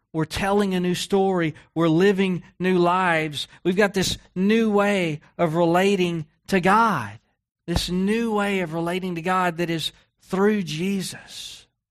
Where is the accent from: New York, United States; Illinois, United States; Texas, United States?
Texas, United States; I grew up in Texas